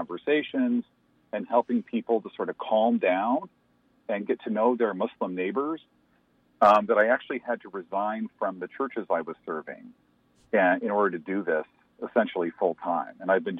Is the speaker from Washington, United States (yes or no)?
yes; LaCrosse, Washington, United States; I grew up in La Crosse, Washington, which is south of Spokane, about 80 miles. And when I grew up, there was only one person of color in the community.